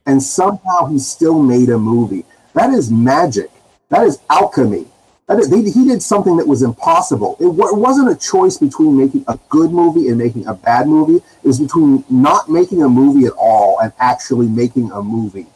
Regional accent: California, United States; I'm from California

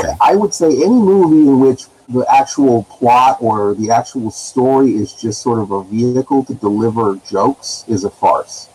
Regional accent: California, United States; I'm from California

